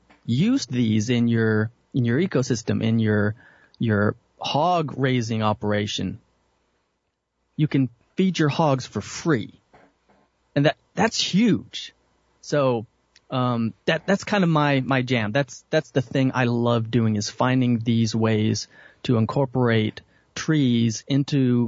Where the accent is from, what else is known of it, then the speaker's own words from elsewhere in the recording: Dallas, Texas, United States; I was born and raised in Dallas, Texas